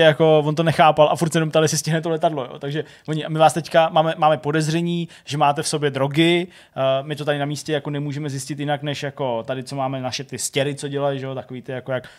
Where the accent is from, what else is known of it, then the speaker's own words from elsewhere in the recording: Czechia; u nás v Čechách, nebo v Česku